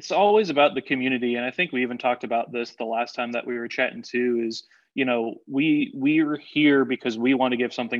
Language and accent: English; South Florida, United States; also born or lived in Illinois / Tennessee; now in Corpus Christi, United States; growing up in South Florida, you know, being in Illinois a little bit, and then out in Tennessee